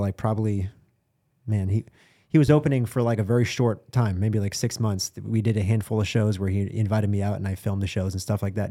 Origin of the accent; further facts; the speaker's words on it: Boston, Massachusetts, United States; I'm from Boston